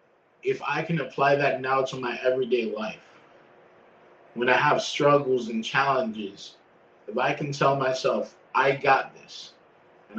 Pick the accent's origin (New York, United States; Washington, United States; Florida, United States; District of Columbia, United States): Florida, United States; I'm from Florida. I grew up in Florida my whole life.